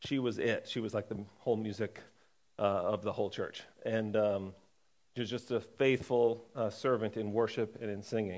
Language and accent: English; Connecticut, United States; I was born in Connecticut